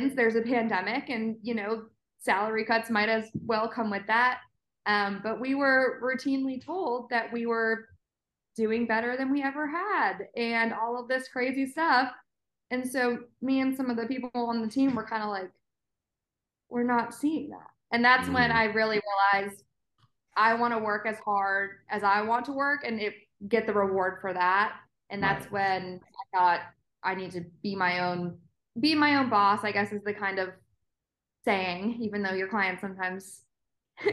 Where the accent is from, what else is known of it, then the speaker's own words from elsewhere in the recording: Ithaca, New York, United States; moved away as an adult; also born or lived in England; now in Atlanta, United States; I grew up in Ithaca, so central